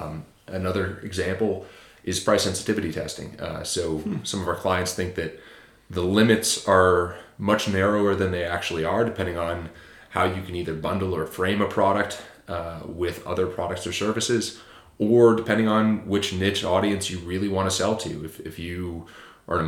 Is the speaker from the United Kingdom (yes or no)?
no; Japan; born there; Actually, I was born in Japan.